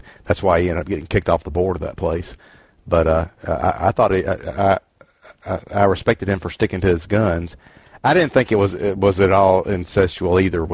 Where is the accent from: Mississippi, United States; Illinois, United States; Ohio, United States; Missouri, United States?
Mississippi, United States; I'm from Mississippi, where a couple of generations ago we married our sister